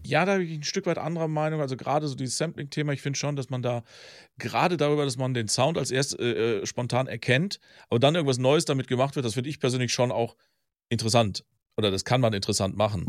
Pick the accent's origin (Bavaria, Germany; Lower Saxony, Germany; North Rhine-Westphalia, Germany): North Rhine-Westphalia, Germany; Velbert; Ich komme übrigens aus Felbert, also einmal den Berg hoch.